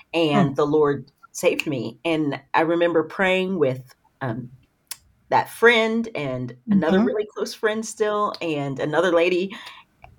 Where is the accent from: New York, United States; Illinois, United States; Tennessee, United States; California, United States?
Tennessee, United States; Knoxville; now in Middle Tennessee, United States; I'm from Knoxville, Tennessee. So okay. East Tennessee. Right now I live in Middle Tennessee